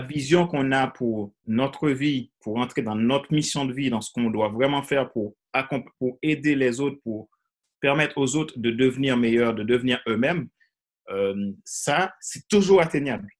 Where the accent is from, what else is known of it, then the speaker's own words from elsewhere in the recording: Haiti; moved away as an adult; also born or lived in Ecuador / French Guiana; je suis originaire de Haïti. J'ai grandi en Haïti